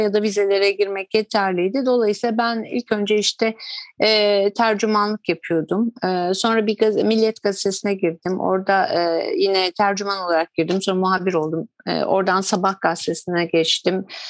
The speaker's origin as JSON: {"language": "Turkish", "country": "Turkey", "said": "biz Türkler"}